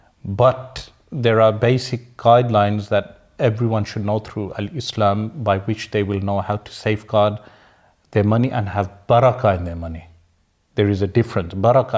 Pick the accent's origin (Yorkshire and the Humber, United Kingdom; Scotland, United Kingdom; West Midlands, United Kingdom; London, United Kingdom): West Midlands, United Kingdom; Birmingham; but I'm from Sparkbrook, we use those terms.